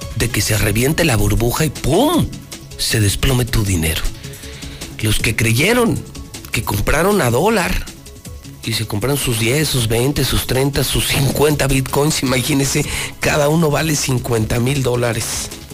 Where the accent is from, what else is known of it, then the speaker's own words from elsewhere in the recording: Aguascalientes, Mexico; Es que yo sí nací en Aguascalientes, ¿eh? Yo sí soy de Aguascalientes, ¿eh? Yo sí nací aquí